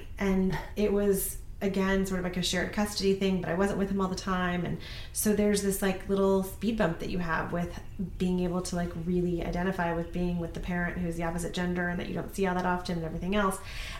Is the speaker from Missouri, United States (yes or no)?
yes; Columbia, Missouri, United States; born there; I was born in Columbia, Missouri.